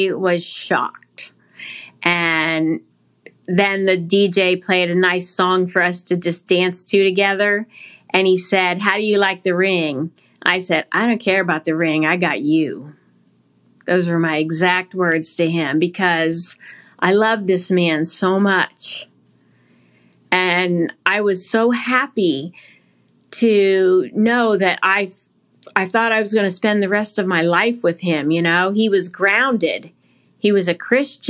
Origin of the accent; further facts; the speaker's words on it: Ohio, United States; I was born and raised in Ohio, Catholic, by very loving parents